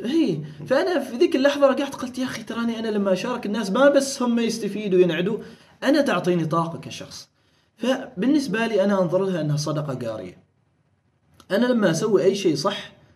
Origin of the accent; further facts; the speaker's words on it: Oman; كنا احنا الوحيدين عمانيين وبحرينيين اللي هم عرب ومسلمين